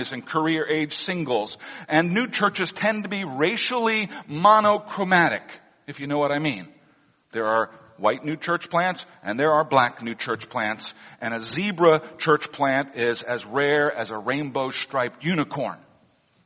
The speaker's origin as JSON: {"language": "English", "region": "Missouri", "country": "United States", "tie": "born or raised there", "moved": "yes", "said": "Missouri, my home state"}